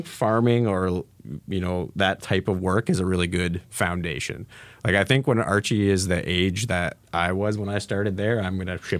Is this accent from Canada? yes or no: yes; Ameliasburg, Ontario, Canada; born or raised there; accent: rural Southern Ontario